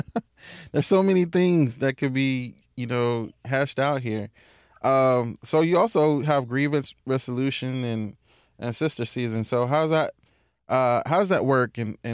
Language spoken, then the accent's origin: English; Corpus Christi, Texas, United States; we're both natives of CC, Texas